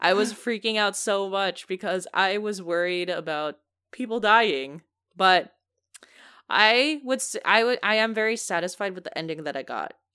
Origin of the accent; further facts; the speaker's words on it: United States; I am a American